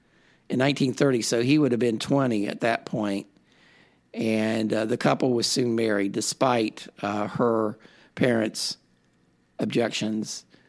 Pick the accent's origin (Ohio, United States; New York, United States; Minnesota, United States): Ohio, United States; I've done some research on the Lucasville riot because it's near my hometown.